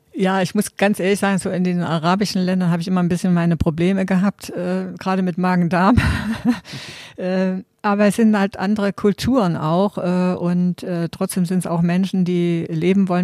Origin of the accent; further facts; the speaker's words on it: GDR, East Germany, Germany; ich bin ja in der DDR groß geworden und meine Kindheit äh, war immer draußen